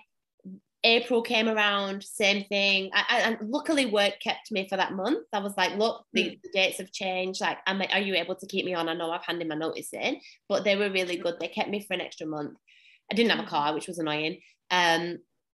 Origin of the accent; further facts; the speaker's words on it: England, United Kingdom; moved away as an adult; now in Australia; I'm from England